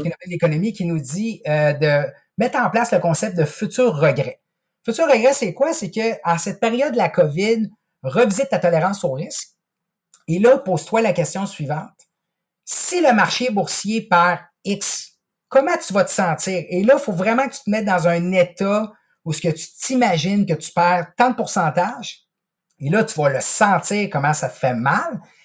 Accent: Quebec City, Quebec, Canada; moi, je suis originaire de Québec

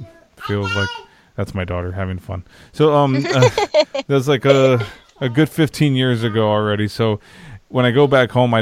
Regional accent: Texas, United States; also born or lived in San Antonio; I'm in San Antonio, but I've always been in Texas

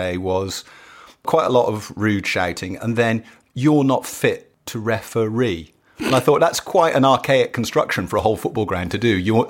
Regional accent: West Midlands, United Kingdom; I grew up in Shropshire, which isn't near enough Manchester.

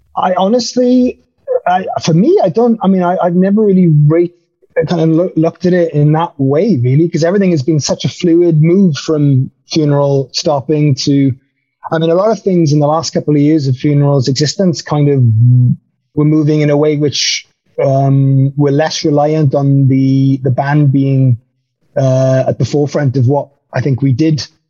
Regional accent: Wales, United Kingdom; moved away as an adult; also born or lived in the Valleys, Wales; now in Germany; I'm now a full fledged uh, German as well as a Welshman

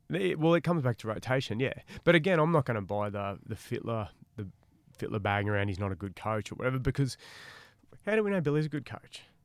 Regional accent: Queensland, Australia; I'm a Queenslander

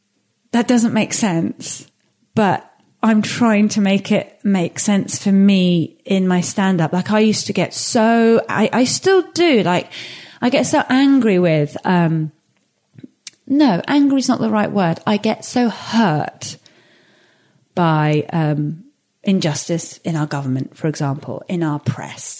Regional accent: England, United Kingdom; this geographical space that I was raised

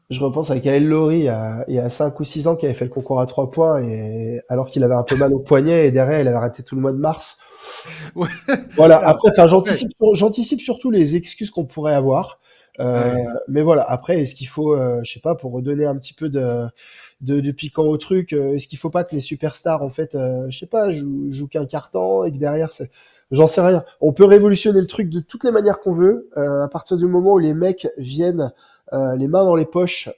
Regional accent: Bourg-en-Bresse, Auvergne-Rhône-Alpes, France; moi, je suis originaire de Bourg-en-Bresse et j'habite juste à côté

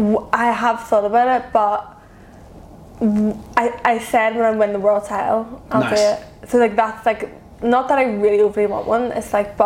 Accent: Ireland; we're from Ireland, like, that is the core root of, like, our values, our belief system, our morals.

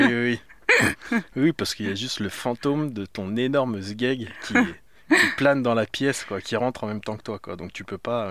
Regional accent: France; now in Paris, France; je suis français, j'ai grandi en province.

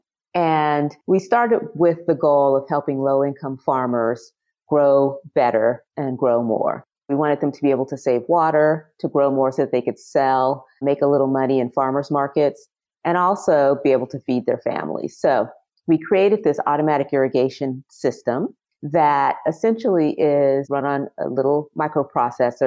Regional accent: Los Angeles, California, United States; also born or lived in Compton, California; I'm a California native. I've lived other places, but I was born and raised in and around Los Angeles. Compton is where I was born

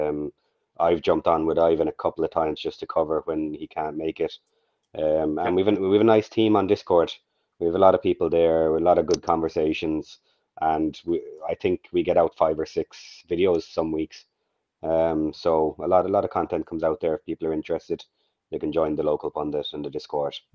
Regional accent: Ireland; being Irish

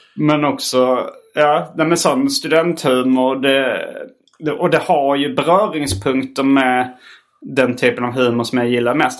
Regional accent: Hjärup, Skåne, Sweden; also born or lived in Lund; vara från Hjärup

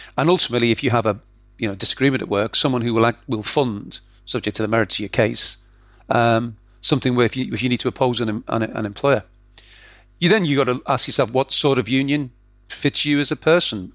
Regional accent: Liverpool, North West England, United Kingdom; I grew up in Liverpool

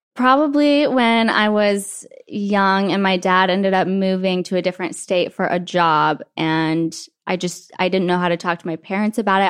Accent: Wyoming, United States; moved away; I grew up in Wyoming where everything is just nice.

